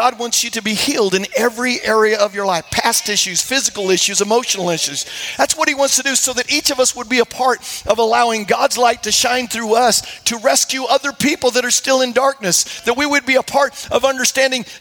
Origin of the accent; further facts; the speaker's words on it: Iowa, United States; moved away; I grew up in Iowa